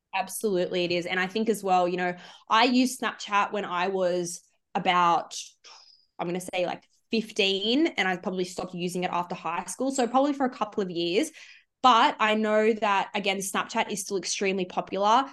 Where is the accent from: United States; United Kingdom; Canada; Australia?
Australia; Sydney, New South Wales; I'm from the Shire in Sydney